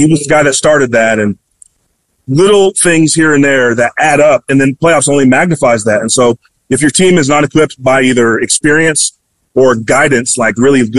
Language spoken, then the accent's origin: English; Dallas, Texas, United States; It's in Dallas, my hometown of all places